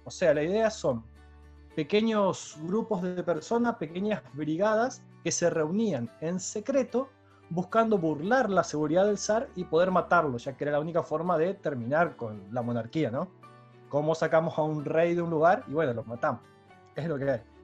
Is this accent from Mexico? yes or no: no; Santa Fe, Argentina; No es lo mismo cómo voy a pronunciar una palabra yo como santafesino